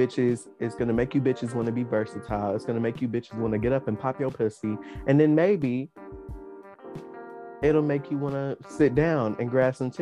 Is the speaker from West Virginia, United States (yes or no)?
yes; Princeton, West Virginia, United States; I'm from Princeton, West Virginia